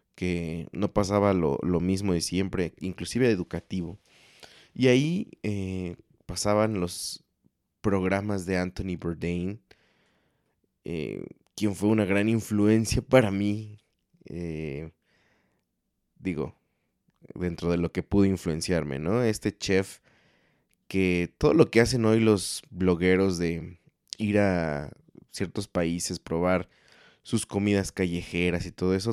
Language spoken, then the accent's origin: Spanish; Mexico; como mexicano promedio